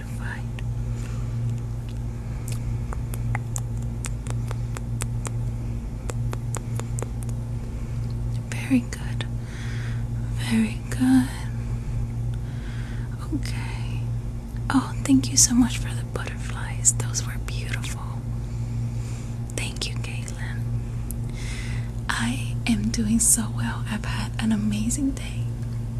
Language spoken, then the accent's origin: English; Cuba; now in United States; I was born in Cuba